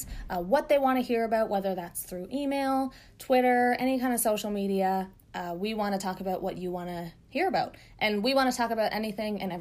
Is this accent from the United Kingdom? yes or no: no; Newfoundland and Labrador, Canada; I'm also from Newfoundland, from central Newfoundland, which might I add, if you're listening and you're not from Newfoundland, that's why we sound this way.